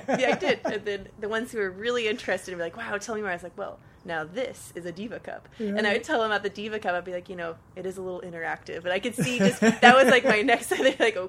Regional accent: Sebastopol, California, United States; moved away as an adult; also born or lived in Santa Barbara; I was from Sebastopol.

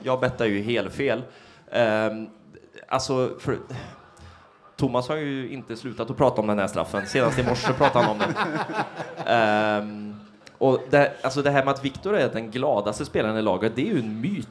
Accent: Trollhättan, Västra Götaland, Sweden; jag är från Trollhättan från första början

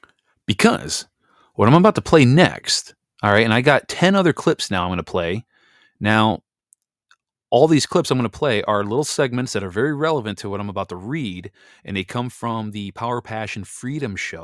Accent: Wisconsin, United States; moved away; my home state that I grew up in, Wisconsin

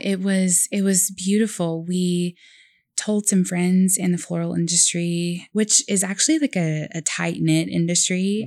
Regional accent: Oklahoma, United States; born in, you know, Oklahoma County

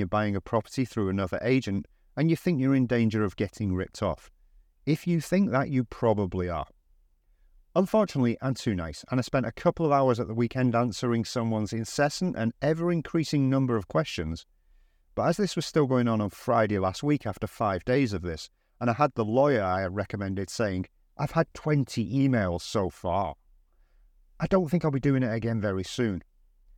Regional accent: United Kingdom; moved away as an adult; now in Valencia, Spain; I walk down the street of my hometown

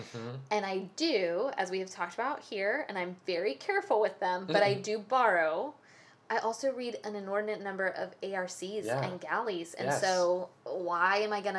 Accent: Tallahassee, Florida, United States; I grew up in Tallahassee going to branch libraries

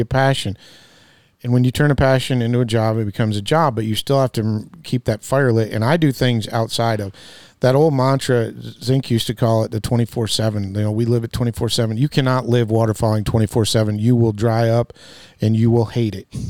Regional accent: Midwest, United States; I come from the Midwest

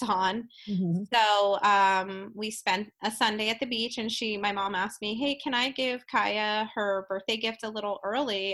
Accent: New Jersey, United States; I'm originally from South Jersey

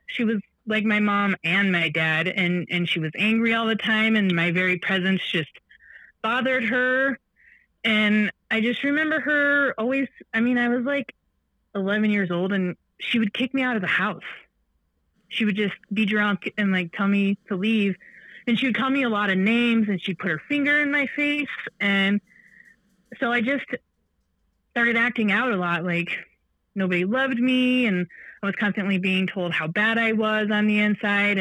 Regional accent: Michigan, United States; I was born on July 11th, 1987 in the beautiful state of Michigan. My mother was in high school when she had me. And so I was basically raised by my grandma and grandpa

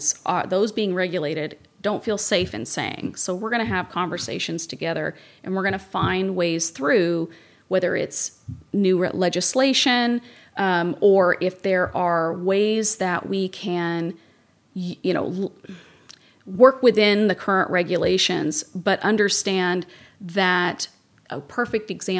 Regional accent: Kentucky, United States; now in Santa Barbara, United States; I'm from Kentucky.

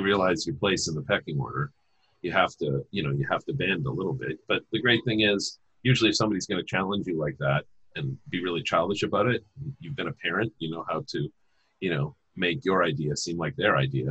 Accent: Saskatchewan, Canada; I'm from Saskatchewan

